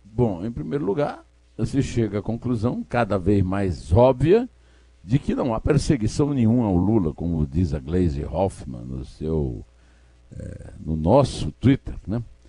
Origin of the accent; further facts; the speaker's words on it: Brazil; Eu sou brasileiro